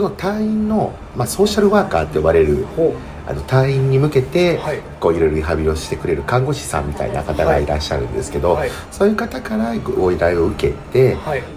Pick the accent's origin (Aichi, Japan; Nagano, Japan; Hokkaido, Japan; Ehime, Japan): Aichi, Japan; Nagoya; also born or lived in Tokyo / Osaka; 地元の名古屋に実家に帰ってきて